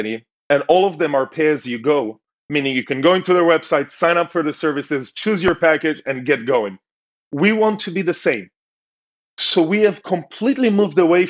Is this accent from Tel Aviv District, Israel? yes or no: yes; Tel Aviv, Tel Aviv District, Israel; moved away as an adult; also born or lived in United States; Grew up in Tel Aviv, so very keen to a city environment.